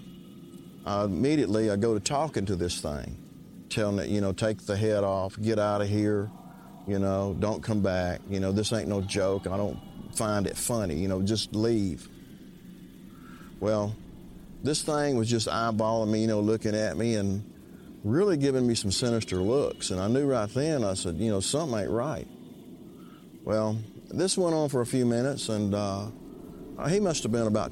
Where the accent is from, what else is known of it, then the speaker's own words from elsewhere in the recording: Keachi, Louisiana, United States; I'm from Keechaw, Louisiana